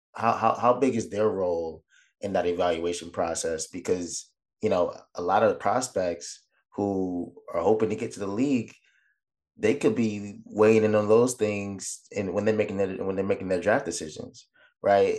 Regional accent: Orlando, Florida, United States; the Orlando Magic, right? And, and, and with that being my hometown

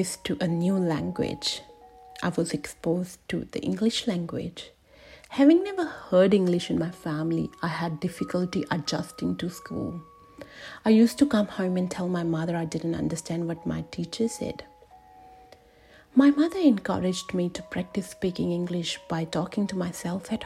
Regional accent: India; I was born and raised in India

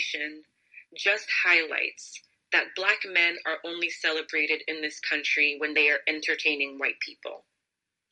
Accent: New York, United States; I am a first generation Haitian American, born and raised in New York

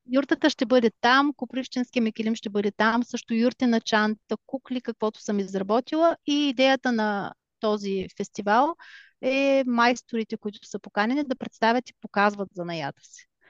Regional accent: Bulgaria; now in Germany; аз все пак съм си българка и държа на това

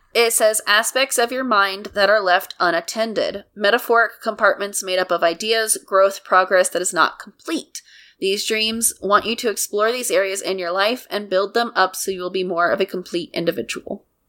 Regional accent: United States; I'm an American

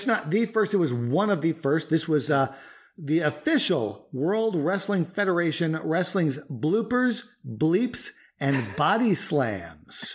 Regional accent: New York, United States; moved away as an adult; now in North Carolina, United States; when I was a kid growing up in New York

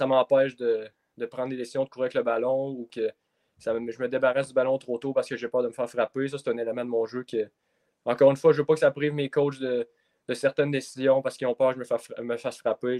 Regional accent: Donnacona, Quebec, Canada; ma ville natale de Danakona

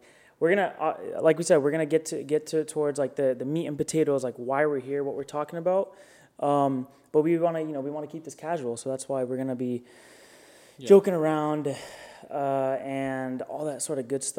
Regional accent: Florida, United States; growing up in Florida, right on the river

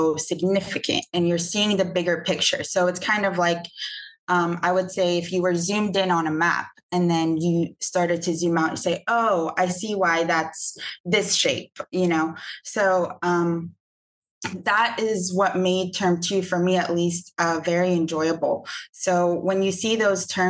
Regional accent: Atlanta, Georgia, United States; I'm from Atlanta, Georgia

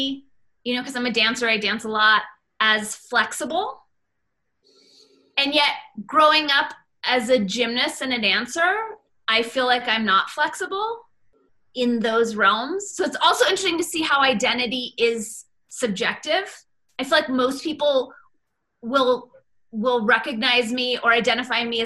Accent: United States; my identity as an American

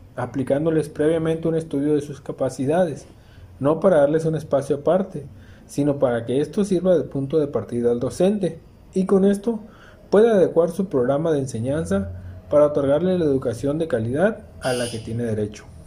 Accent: Mexico; nos identifica como mexicanos

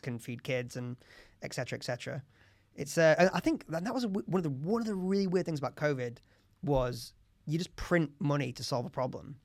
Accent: Leeds, Yorkshire and the Humber, United Kingdom; I'm from Leeds

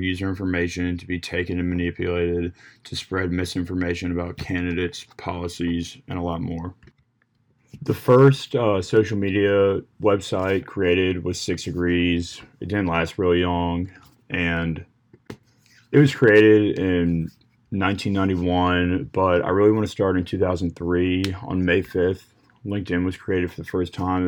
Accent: Williamsburg, Virginia, United States; I'm from Williamsburg, Virginia

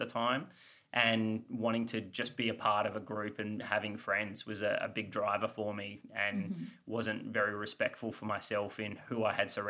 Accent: Australia; moved away as an adult; also born or lived in Los Angeles, United States / Austin, Texas, United States; being the Aussie.

